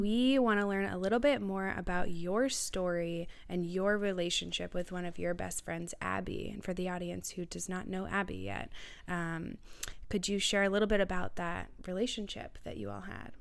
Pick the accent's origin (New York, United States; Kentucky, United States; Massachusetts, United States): Massachusetts, United States; Marblehead; moved away; also born or lived in James Madison University, Virginia; I am originally from Boston, Massachusetts, North Shore area